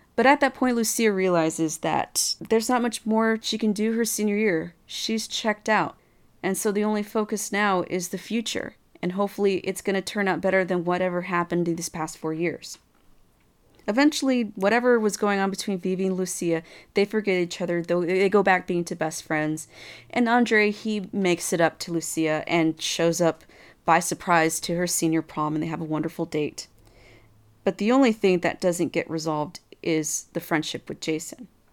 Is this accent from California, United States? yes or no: no; Texas, United States; I'm from Texas